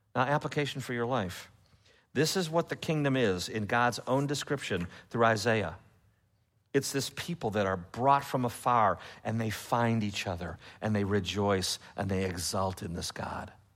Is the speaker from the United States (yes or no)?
yes; Chicago, Illinois, United States; now in Memphis, United States; I'm from Chicago